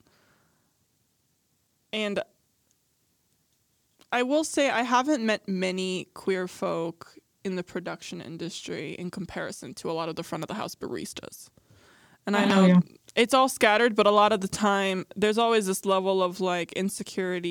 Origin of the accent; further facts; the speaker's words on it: Midwest, United States; I'm from the Midwest